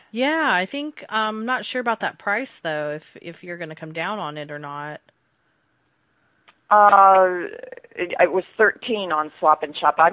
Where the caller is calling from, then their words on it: Utah, United States; Um I'm currently calling from um Utah.